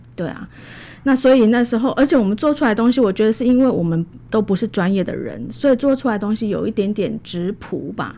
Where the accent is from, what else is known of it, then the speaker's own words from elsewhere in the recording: Taichung, Taiwan; also born or lived in Hualien; 那我回到台中，我家乡是台中人。九二一当天我人在台中